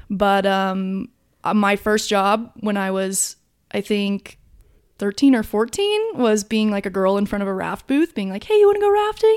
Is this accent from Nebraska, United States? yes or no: no; Durango, Colorado, United States; I am from Durango, Colorado. And, um, I grew up here